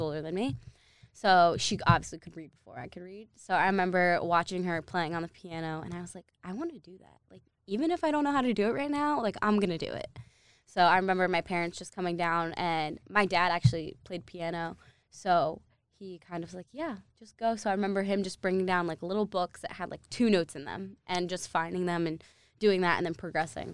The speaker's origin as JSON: {"language": "English", "region": "New Jersey", "country": "United States", "tie": "born or raised there", "moved": "yes", "said": "I lived in New Jersey. I was born in New Jersey."}